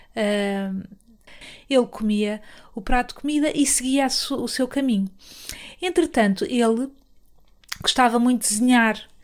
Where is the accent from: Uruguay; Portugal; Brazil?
Portugal; eu sou, sou, de Portugal